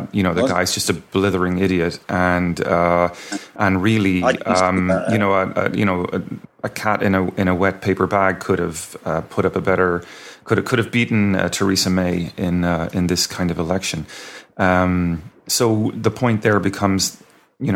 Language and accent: English; Ireland; moved away; I'm born and raised in Ireland myself